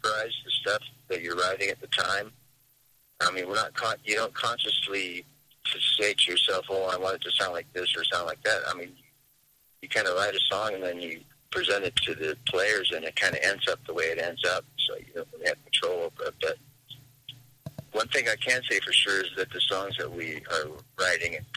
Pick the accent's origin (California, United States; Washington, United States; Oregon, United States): Washington, United States; Seattle; I've played in several bands around my hometown, which is Seattle.